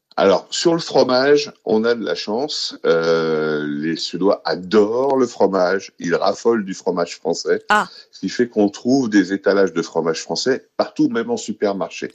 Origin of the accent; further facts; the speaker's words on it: Paris, Île-de-France, France; moved away as an adult; now in Stockholm, Sweden; C'est ma ville. J'y suis né, j'y ai grandi